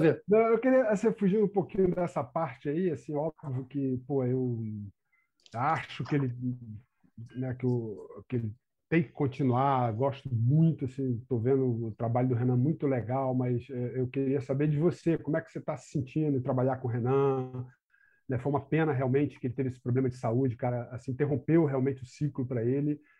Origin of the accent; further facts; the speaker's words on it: Brazil; eu estou falando como brasileiro